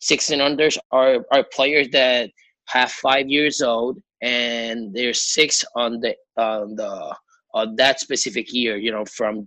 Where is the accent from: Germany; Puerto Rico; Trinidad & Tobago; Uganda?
Puerto Rico; I'm from Puerto Rico